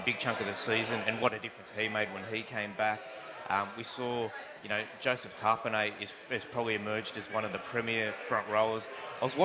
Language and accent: English; Merrylands, New South Wales, Australia; I grew up in Merrylands.